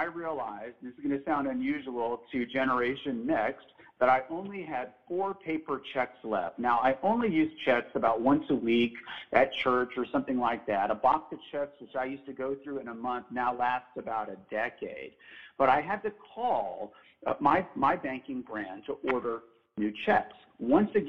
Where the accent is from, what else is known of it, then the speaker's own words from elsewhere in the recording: Texas, United States; I'm from Texas. My parents were both born in Massachusetts.